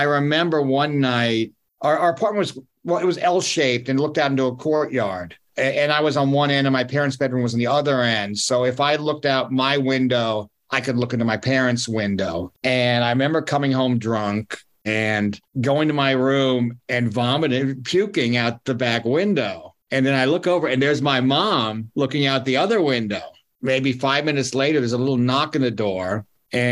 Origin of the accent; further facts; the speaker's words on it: New York, United States; in the neighborhood of Yorkville, where I grew up in the Upper East Side